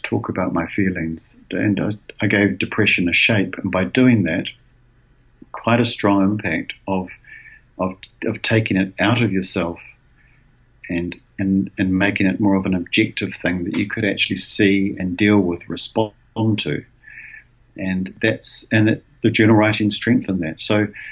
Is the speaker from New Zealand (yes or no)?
yes; Wellington, New Zealand; my hometown in Wellington